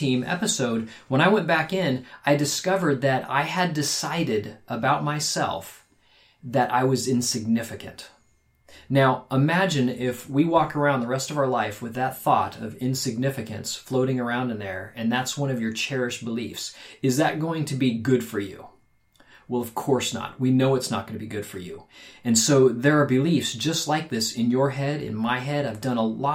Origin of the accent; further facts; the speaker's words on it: Phoenix, Arizona, United States; We grew up in Phoenix, Arizona